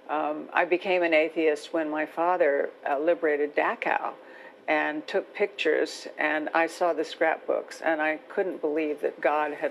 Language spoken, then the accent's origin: English; the South, United States; when I'm growing up in the South